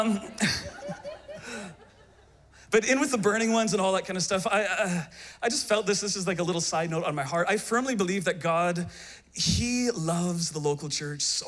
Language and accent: English; Canada; I hail from the great nation of Canada